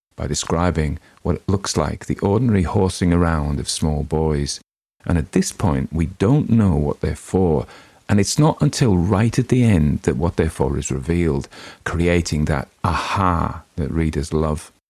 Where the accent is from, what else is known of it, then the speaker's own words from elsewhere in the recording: Northern England, United Kingdom; accent: Northern English; my own native accent